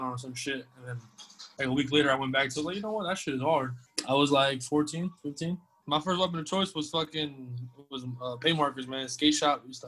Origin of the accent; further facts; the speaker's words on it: Jersey City, New Jersey, United States; I'm from Jersey City originally, born and raised